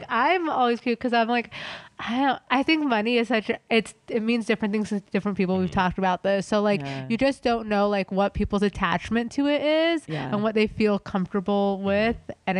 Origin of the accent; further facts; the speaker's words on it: Los Angeles, California, United States; I grew up in LA too.